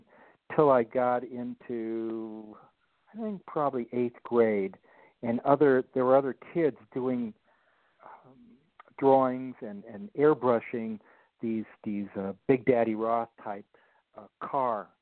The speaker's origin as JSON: {"language": "English", "town": "Los Angeles", "region": "California", "country": "United States", "tie": "born or raised there", "said": "born and bred in Los Angeles"}